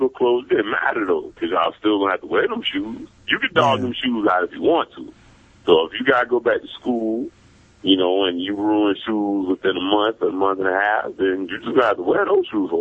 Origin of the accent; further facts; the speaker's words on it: Savannah, Georgia, United States; I grew up, I'm from Savannah, so we didn't have snow